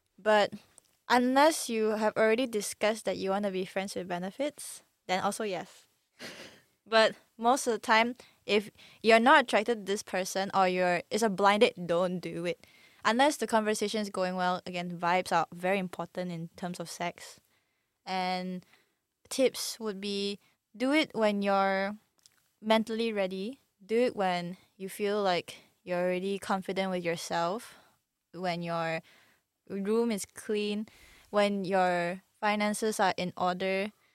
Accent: Malaysia; we are also Malaysian

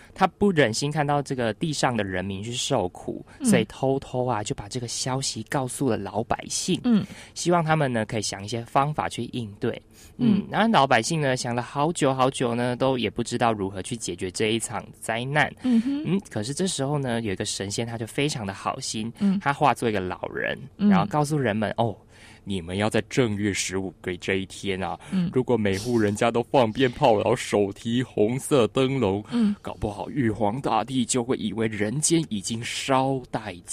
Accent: Penghu County, Taiwan; 我的老家澎湖

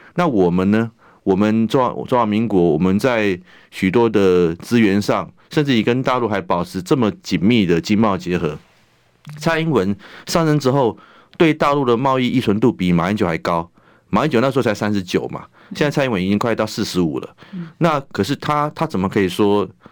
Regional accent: Taiwan; 他一个美国人都可以帮我们台湾人想

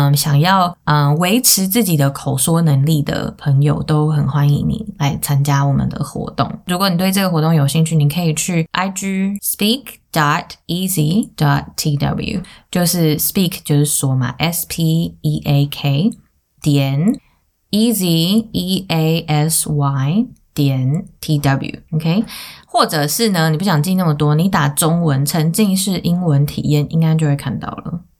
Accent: Taiwan; 我是嗯土生土长的台湾人。

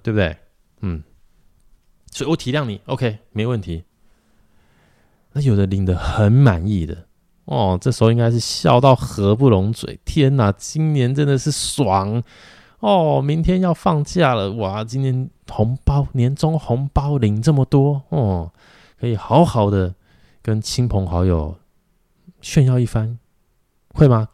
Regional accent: Taiwan; 咱们台湾人

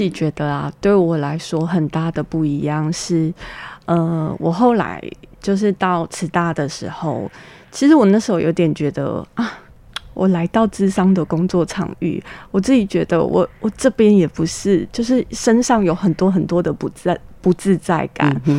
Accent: Taipei, Taiwan; also born or lived in Kaohsiung; now in Hualien, Taiwan; 我是台北人

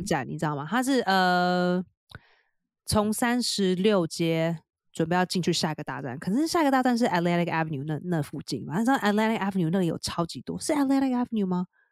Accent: Taiwan; now in New York, United States; 我是台湾来的

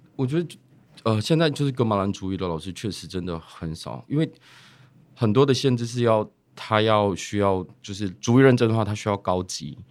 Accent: Taiwan; 我来自利的部落

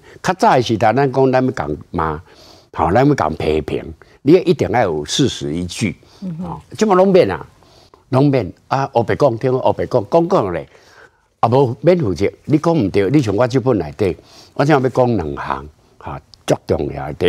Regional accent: Taiwan; 如果我们台湾人民能够都有很坚强的凝聚力，你讲台湾是一个国家

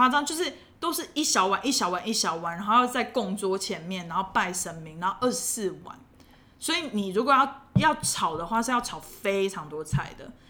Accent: southern Taiwan, Taiwan; 我南部人就是这样子，非常讨厌。

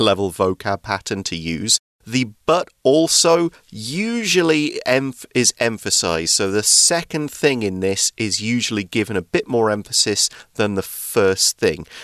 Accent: England, United Kingdom; in the UK, in my hometown

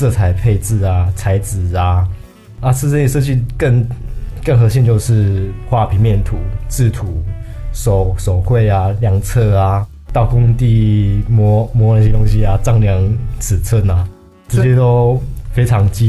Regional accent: Chiayi, Taiwan; 啊，嘉义我嘉义人啊，嘉义人才

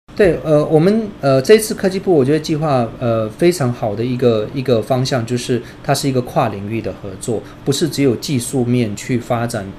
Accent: India; now in Taiwan; 我小时候其实是在印度长大的

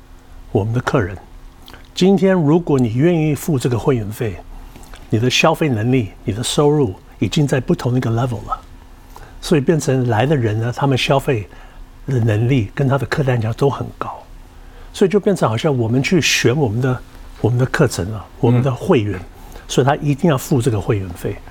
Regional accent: Taiwan; 现在呢，我们一些品相也许会调整，为了我们台湾人的口感各方面的。

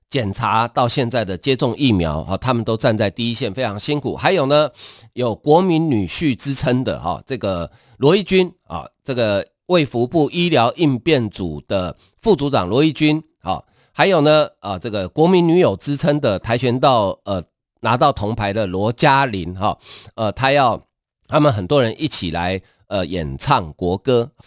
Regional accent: Taiwan; 我们台湾人大概，呃，家里能住六十平以上的大概不多啊

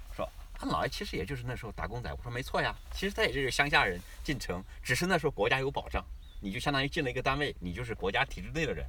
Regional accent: China; moved away; also born or lived in Australia; 你过去我们中国人在过去三百年，我们是我们的历史和受教育的一直是我们受奴役

